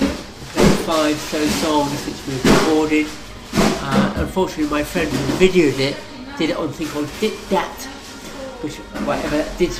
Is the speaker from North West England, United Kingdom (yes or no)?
no; Welsh, Wales, United Kingdom; I am Welsh after all.